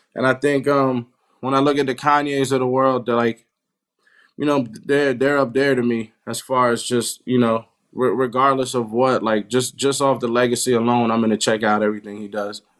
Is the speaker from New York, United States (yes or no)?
yes; New York City, New York, United States; moved away as an adult; now in Los Angeles, United States; I grew up in Queens.